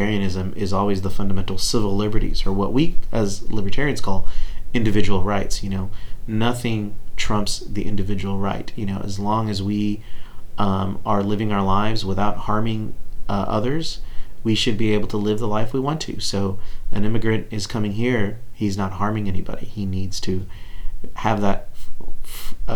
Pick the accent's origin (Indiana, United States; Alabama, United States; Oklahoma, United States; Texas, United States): Texas, United States